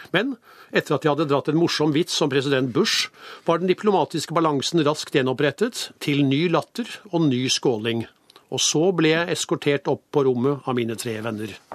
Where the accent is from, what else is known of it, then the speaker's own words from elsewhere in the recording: Norway; jeg kommer fra Norge